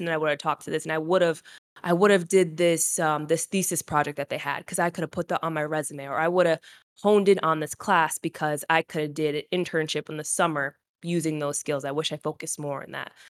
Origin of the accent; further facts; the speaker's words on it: Rhode Island, United States; moved away as an adult; also born or lived in North Carolina; I was from Rhode Island